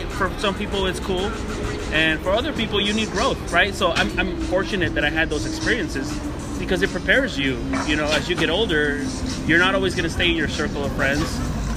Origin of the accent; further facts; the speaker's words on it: Inglewood, California, United States; also born or lived in Santa Monica; I was born and raised in Inglewood. And I grew up there, and I lived there for about 30 years